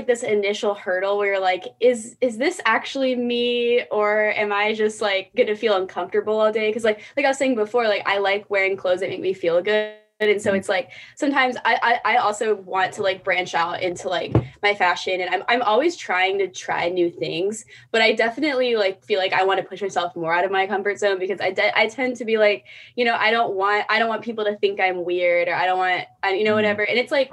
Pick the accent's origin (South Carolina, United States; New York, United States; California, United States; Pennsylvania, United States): South Carolina, United States; Charleston; I grew up in Charleston, very conservative area